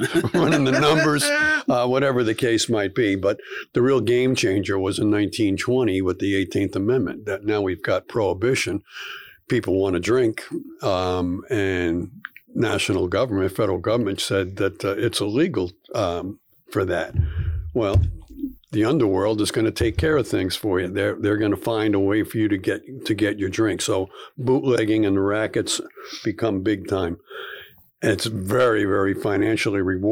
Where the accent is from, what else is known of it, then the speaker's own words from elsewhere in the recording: New Jersey, United States; growing up in Jersey too